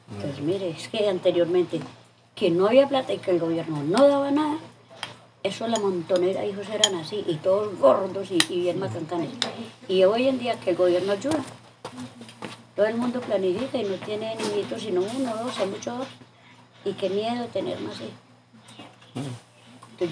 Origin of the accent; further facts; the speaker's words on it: Valle del Cauca, Colombia; moved away as an adult; Que vine de Valle hace, a ver, 28 años.